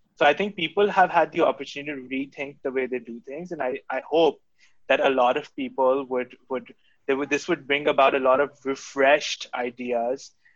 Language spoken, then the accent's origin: English; Karachi, Sindh, Pakistan; the house that I grew up in in Gulshan Iqbal